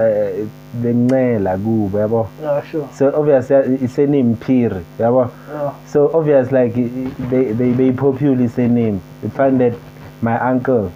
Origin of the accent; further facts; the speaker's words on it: Soweto, Gauteng, South Africa; went to school Zola, primary, and then did high school Zola